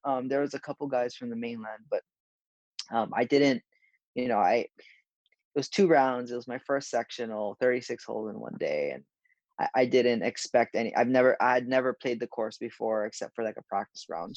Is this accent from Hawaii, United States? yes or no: yes; Honolulu, Hawaii, United States; moved away; I'm from Honolulu, Hawaii